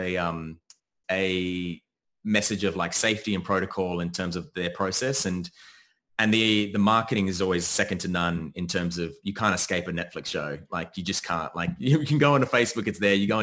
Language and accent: English; Australia; also born or lived in United States; I'm born in America, but I grew up in Australia.